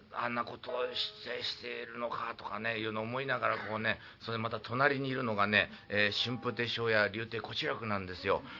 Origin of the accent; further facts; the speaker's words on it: Niigata, Japan; now in Tokyo, Japan; 私の故郷が新潟でございましてですね